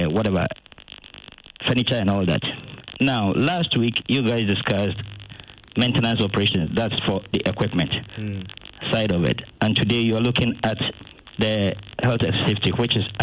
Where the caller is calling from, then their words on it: Abilene, Texas, United States; I'm calling from Abilene.